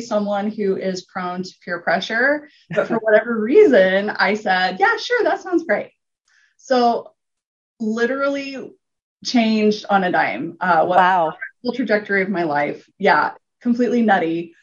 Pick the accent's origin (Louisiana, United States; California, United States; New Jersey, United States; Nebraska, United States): Nebraska, United States; Gering; also born or lived in Lincoln, Nebraska; I was born and raised in Gearing, Nebraska, which is a little town in the panhandle